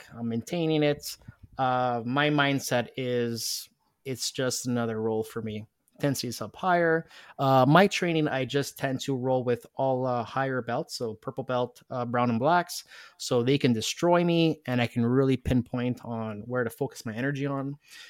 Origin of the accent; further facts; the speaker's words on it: Montreal, Quebec, Canada; because I'm from Montreal